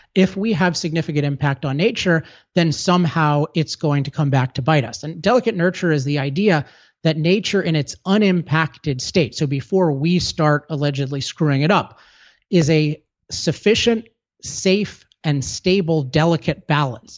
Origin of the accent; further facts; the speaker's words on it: California, United States; I'm from California